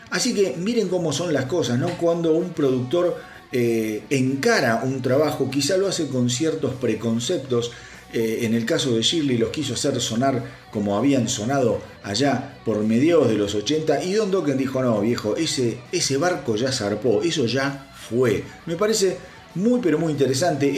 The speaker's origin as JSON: {"language": "Spanish", "country": "Argentina", "said": "en mi país, en Argentina"}